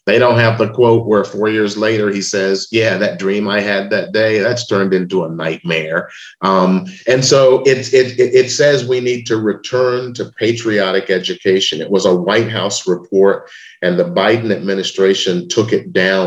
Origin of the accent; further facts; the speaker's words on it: Memphis, Tennessee, United States; the day that King was killed in Memphis, in my hometown